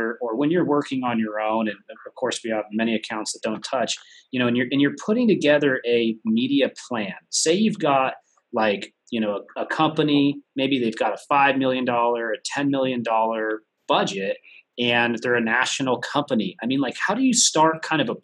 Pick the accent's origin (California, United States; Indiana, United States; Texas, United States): California, United States; San Diego; I'm from San Diego